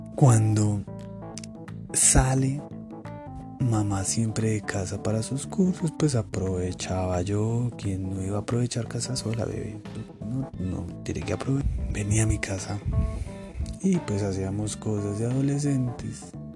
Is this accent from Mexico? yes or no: no; Colombia; Soy colombiano, vivo en Colombia.